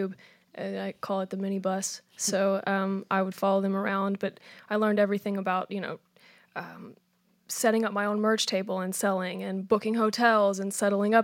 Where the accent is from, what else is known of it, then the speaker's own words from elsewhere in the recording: Madison, Indiana, United States; also born or lived in Louisville, Kentucky; I was born here, and I moved there in third grade